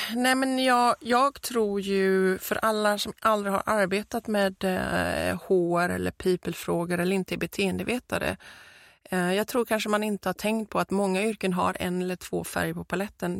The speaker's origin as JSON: {"language": "Swedish", "town": "Gothenburg", "region": "Västra Götaland", "country": "Sweden", "accent": "Gothenburg dialect", "said": "som vi säger på göteborgska"}